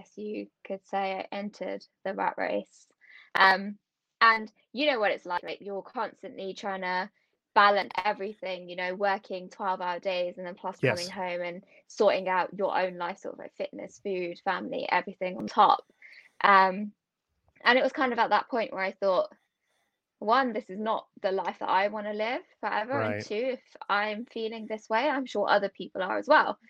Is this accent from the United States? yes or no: no; United Kingdom; also born or lived in Warwickshire; Born and bred in the UK